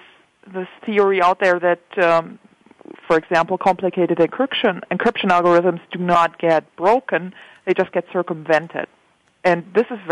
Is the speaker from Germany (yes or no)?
yes; Germany; I'm a German. I come from Germany.